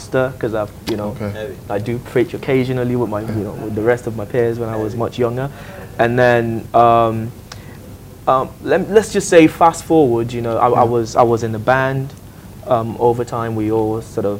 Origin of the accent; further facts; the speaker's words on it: Nigeria; now in Dubai, United Arab Emirates; I'm Nigerian